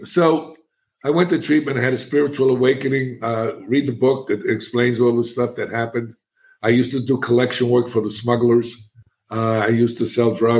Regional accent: New York City, New York, United States; moved away as an adult; now in Florida, United States; And I'm a kid from the South Bronx. I'm an inner city kid.

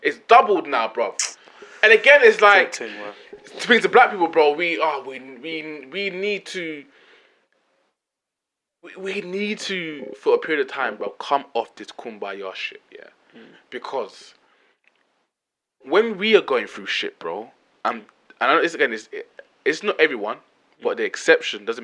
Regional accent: London, United Kingdom; I grew up in Newham.

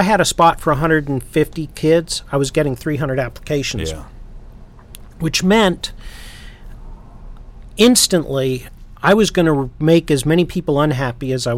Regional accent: South Carolina, United States; moved away; I grew up down there

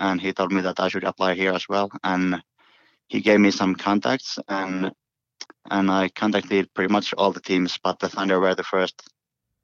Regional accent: Finland; English is a second language; moved away as an adult; now in New Zealand; back home in Finland, we started learning English when we were 10 at schools

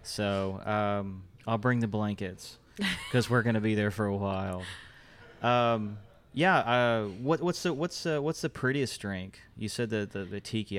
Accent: Fort Worth, Texas, United States; I'm from Fort Worth

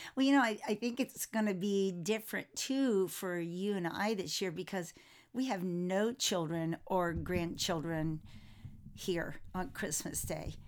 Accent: Florida, United States; I was raised in Florida

